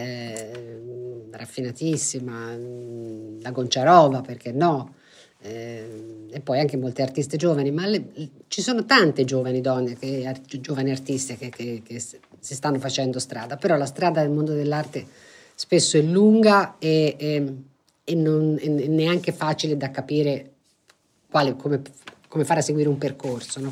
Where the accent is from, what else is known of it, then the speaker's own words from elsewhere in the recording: Florence, Tuscany, Italy; essendo fiorentina